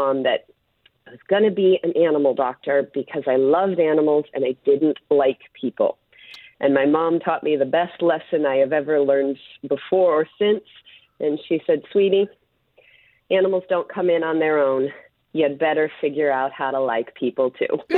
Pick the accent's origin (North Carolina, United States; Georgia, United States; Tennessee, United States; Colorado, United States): Colorado, United States; I grew up in Colorado, and my dad was a criminal defense attorney